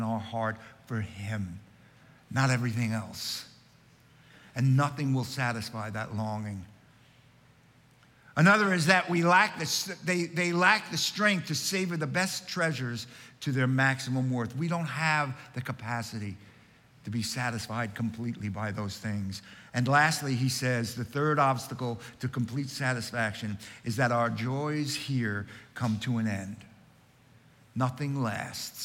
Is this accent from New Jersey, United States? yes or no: no; Long Island, New York, United States; When I was growing up on Long Island